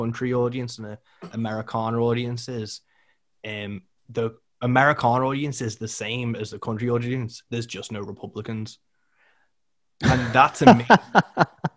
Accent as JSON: {"language": "English", "country": "United Kingdom", "said": "I'm British"}